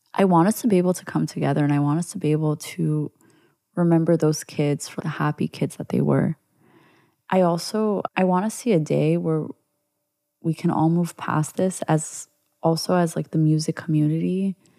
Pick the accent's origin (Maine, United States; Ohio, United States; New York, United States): New York, United States; as a Jew growing up in New York